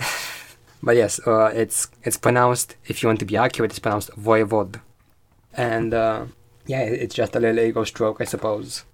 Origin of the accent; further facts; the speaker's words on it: Romania; I'm eighteen. I'm from Romania.